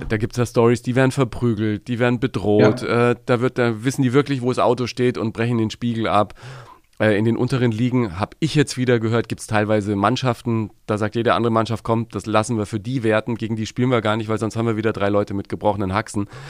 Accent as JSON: {"language": "German", "town": "Nuremberg", "region": "Bavaria", "country": "Germany", "tie": "born or raised there", "said": "Ich als Nürnberger"}